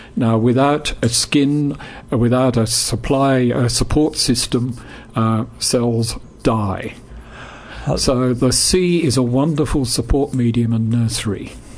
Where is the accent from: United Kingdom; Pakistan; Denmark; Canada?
United Kingdom; England; I grew up in England